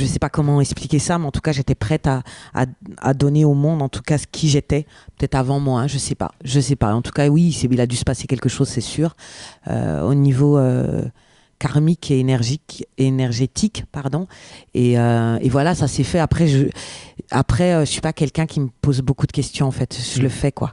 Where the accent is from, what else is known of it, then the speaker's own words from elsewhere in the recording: France; first language French; Je suis native, je suis française